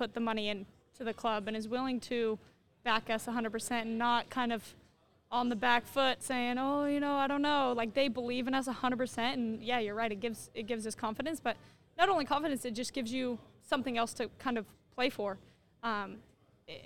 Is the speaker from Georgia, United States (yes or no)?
no; Denver, Colorado, United States; now in Kansas City, United States; I am from Denver, Colorado